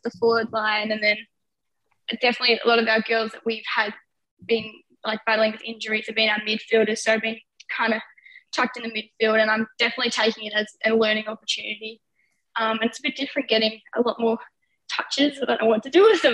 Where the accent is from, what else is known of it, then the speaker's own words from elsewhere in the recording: Seymour, Victoria, Australia; I'm commuting from my hometown Seymour